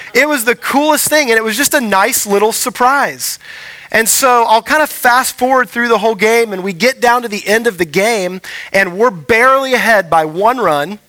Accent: Houston, Texas, United States; moved away; I grew up in Houston

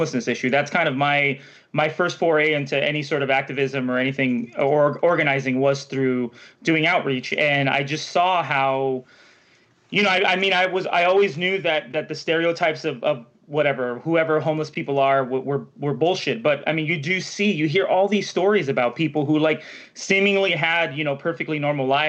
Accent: Los Angeles, California, United States; I'm from the Valley

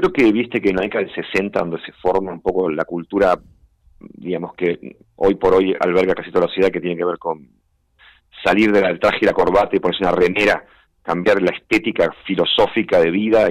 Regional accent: Buenos Aires, Argentina; moved away as an adult; en una imprenta en Parque Chacabuco, que es cerca donde yo nací

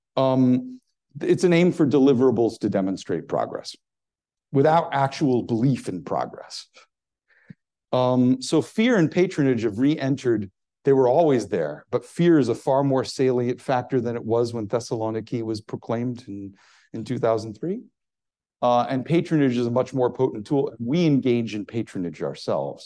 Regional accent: United States; as an American

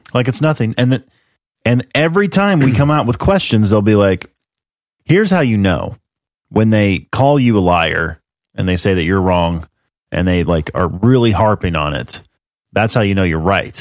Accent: United States; I'm an American

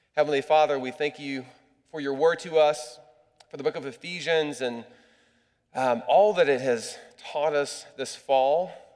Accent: United States; As an American

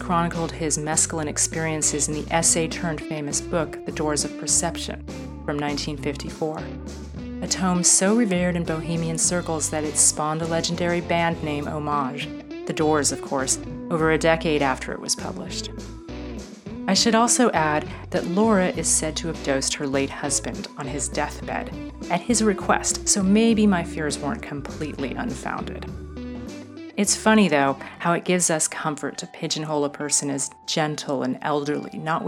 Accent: Los Angeles, California, United States; my hometown of Los Angeles

